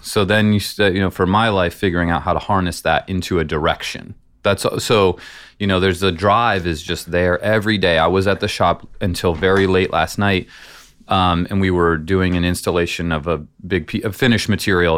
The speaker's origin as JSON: {"language": "English", "town": "San Francisco", "region": "California", "country": "United States", "tie": "born or raised there", "also_born_or_lived": "Iowa", "said": "I was born in Iowa. They had moved to California to San Francisco when I was four"}